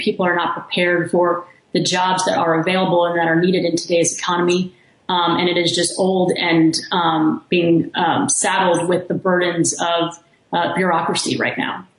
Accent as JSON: {"language": "English", "town": "Kingwood", "region": "Texas", "country": "United States", "tie": "born or raised there", "also_born_or_lived": "Washington, D.C.", "moved": "yes", "said": "I'm from Texas. I grew up in Kingwood, Texas."}